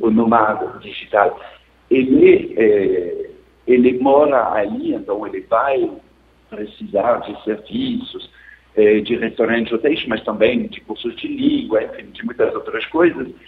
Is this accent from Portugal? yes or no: no; France; Portuguese is a second language; now in Rio de Janeiro, Brazil; eu sou francês, comparativamente é mais barato ter uma acesso de banda larga na França que aqui no Rio de Janeiro.